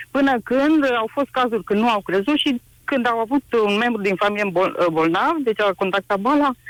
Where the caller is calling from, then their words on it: Alba Iulia, Alba County, Romania; sunt din Alba Iulia și vreau să spun, vă spun că sunt uh, asistentă medicală.